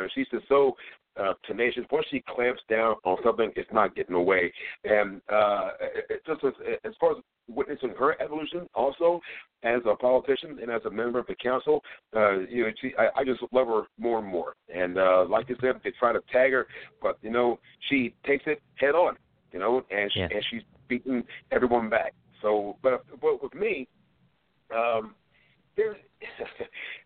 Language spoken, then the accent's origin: English; Hagerstown, Maryland, United States; I grew up in the Bethel Gardens projects. I was a Boys and Girls Club kid